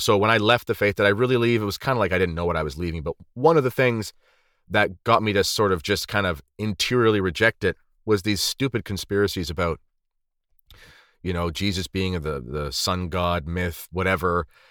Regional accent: Canada; When I was growing up in Canada

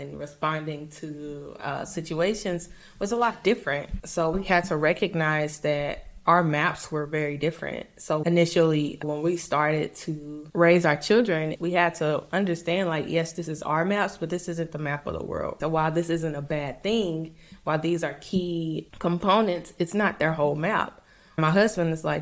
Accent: St. Louis, Missouri, United States; moved away; also born or lived in Mississippi; I grew up in St. Louis

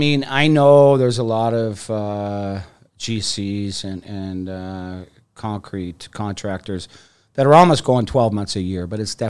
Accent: Toronto, Ontario, Canada; born there; I was born in Toronto and have been a Leafs and Jays fan my whole life.

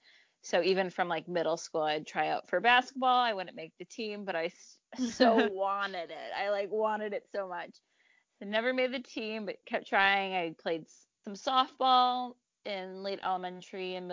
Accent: Howell, Michigan, United States; moved away as an adult; also born or lived in Detroit, Michigan; now in Chicago, United States; where I grew up in Howell

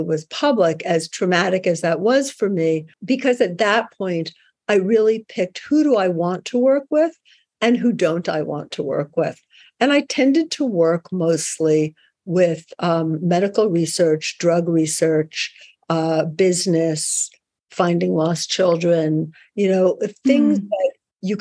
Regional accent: New York, United States; I'm a New Yorker

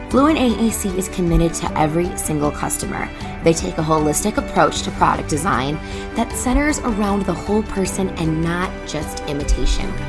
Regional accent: Chicago, Illinois, United States; moved away as an adult; now in Denver, United States; I grew up in Chicago, the first twenty-four years of my life

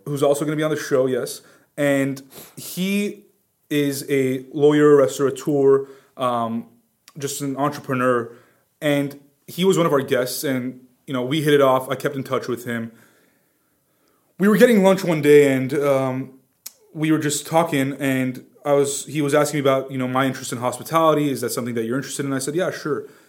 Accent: Glendale, California, United States; I'm from Glendale.

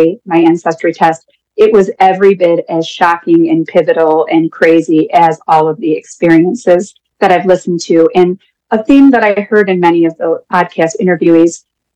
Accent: Dunkirk, New York, United States; I am from Dunkirk, New York, which is just south of Buffalo.

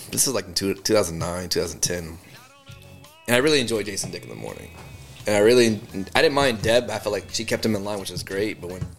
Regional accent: Austin, Texas, United States; we're from Austin.

